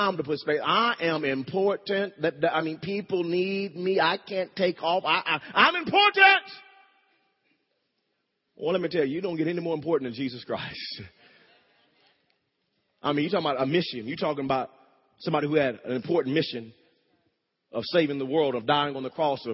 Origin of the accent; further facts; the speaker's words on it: Wewoka, Oklahoma, United States; When I was growing up in Wewoke, Oklahoma, me and my brother, we shared a bedroom.